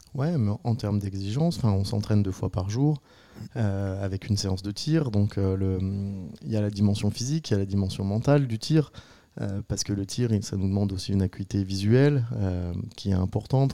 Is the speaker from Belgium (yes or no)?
no; Saint-Martin-de-Belleville, Auvergne-Rhône-Alpes, France; moved away as an adult; now in Grésy-sur-Aix, France; je suis savoyard, originaire de Saint-Martin-de-Belleville